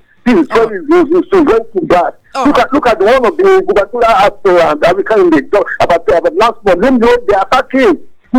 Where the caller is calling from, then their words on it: Abia, Nigeria; I'm coming from Abia City.